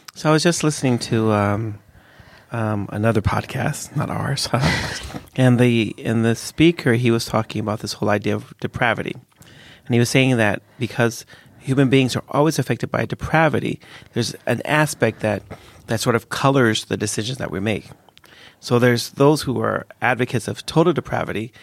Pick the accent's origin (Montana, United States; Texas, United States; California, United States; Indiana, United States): California, United States; the hood in; I grew up in a really dangerous place. I didn't grow up in Europe, lack of guns. I grew up in America